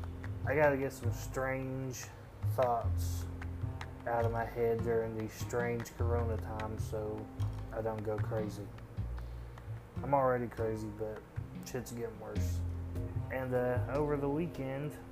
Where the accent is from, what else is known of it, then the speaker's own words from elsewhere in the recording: Owensboro, Kentucky, United States; I'm from Owensboro, Kentucky.